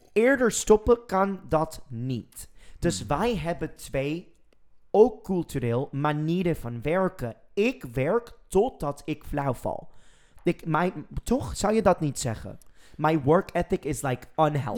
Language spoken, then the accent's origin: Dutch; United States; Dutch is a second language; now in Netherlands; en dan ben ik Amerikaans